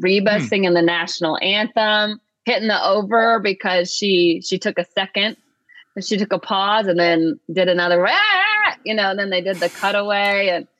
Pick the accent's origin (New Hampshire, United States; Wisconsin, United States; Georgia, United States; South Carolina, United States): Georgia, United States; Atlanta; I'm from Atlanta.